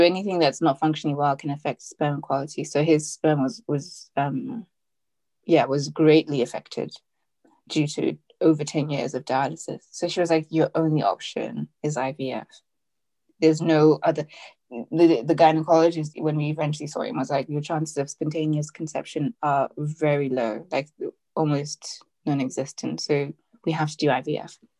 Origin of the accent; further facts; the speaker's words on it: Zimbabwe; now in United Kingdom; I am Zimbabwean. Well, I'm from Zimbabwe. I live in the UK now with my Nigerian husband